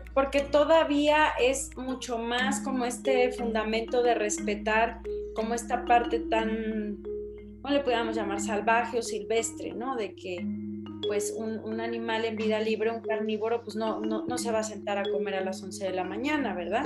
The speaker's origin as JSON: {"language": "Spanish", "town": "Monterrey", "region": "Nuevo León", "country": "Mexico", "said": "Monterrey, de donde yo soy"}